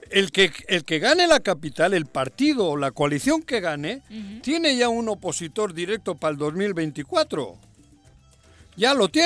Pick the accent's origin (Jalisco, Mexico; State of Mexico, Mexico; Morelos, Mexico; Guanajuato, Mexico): Morelos, Mexico; Jojutla; Ojojutla Porque, es mi tierra, También mi, tierra chica.